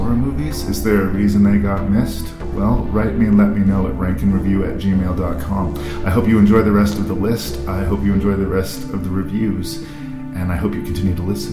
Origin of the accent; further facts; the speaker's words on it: Canada; I'm a Canadian